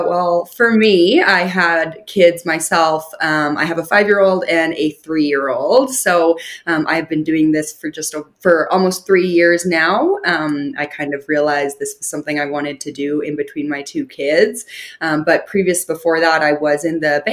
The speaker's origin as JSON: {"language": "English", "town": "Calgary", "region": "Alberta", "country": "Canada", "tie": "born or raised there", "said": "I am born and raised in Calgary, which is a big city"}